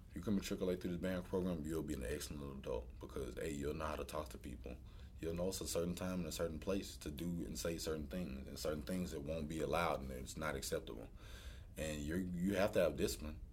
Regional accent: New York, United States; you know, it was a joke when I first got here, you know, I was a kid from New York.

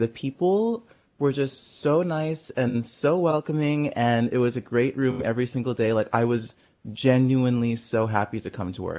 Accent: Los Angeles, California, United States; now in New York, United States; I'm from Los Angeles and now based here in New York.

